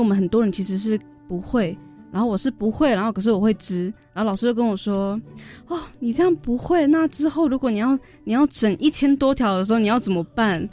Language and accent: Chinese; Taiwan; 我的家乡就是大安溪